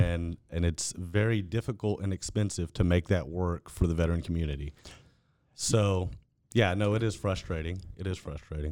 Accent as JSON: {"language": "English", "area": "Fort Bend County", "region": "Texas", "country": "United States", "tie": "born or raised there", "said": "born and raised in Fort Bend County and did all my schooling in Fort Bend I S D."}